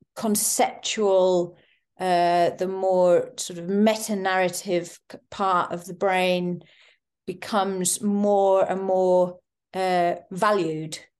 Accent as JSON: {"language": "English", "area": "East Sussex", "region": "South East England", "country": "United Kingdom", "tie": "born or raised there", "said": "I grew up in East Sussex, actually near in the Weald"}